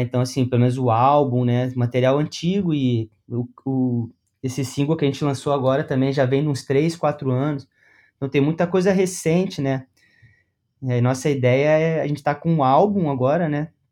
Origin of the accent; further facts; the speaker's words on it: Rio de Janeiro, Brazil; moved away as an adult; now in Paraná, Brazil; Eu sou do Rio de Janeiro.